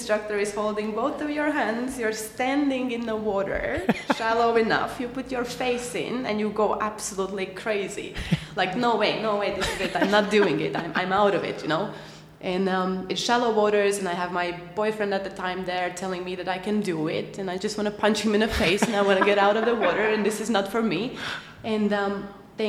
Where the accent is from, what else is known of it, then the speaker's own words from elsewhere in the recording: Latvia; moved away; I am from Latvia.